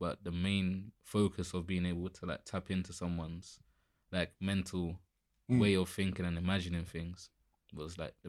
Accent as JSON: {"language": "English", "region": "London", "country": "United Kingdom", "said": "to being a proper like I'm from London"}